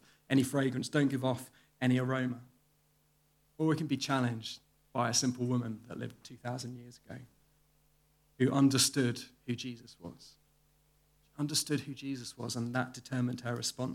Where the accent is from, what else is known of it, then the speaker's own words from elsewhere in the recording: the Home Counties, South East England, United Kingdom; I grew up in the home counties in the 1980s